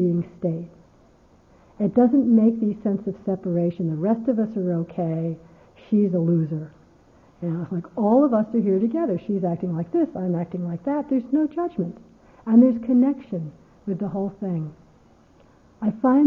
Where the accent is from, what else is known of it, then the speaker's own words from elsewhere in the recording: United States; I'm American